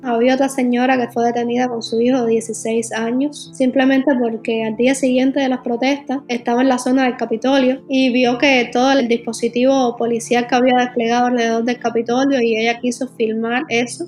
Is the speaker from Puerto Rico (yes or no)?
no; Cuba